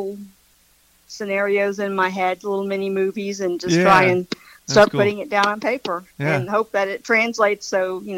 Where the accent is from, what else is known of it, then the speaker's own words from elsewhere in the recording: Tallahassee, Florida, United States; also born or lived in Gainesville; I am born and raised in Tallahassee